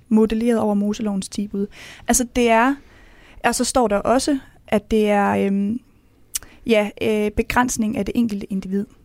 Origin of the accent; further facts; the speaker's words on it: Mors / Salling, North Denmark Region, Denmark; Jeg kommer fra Jentelovens højborg, hvis man kan sige det, mm. øh, oppe ved Mors deroppe, oppe ved Salling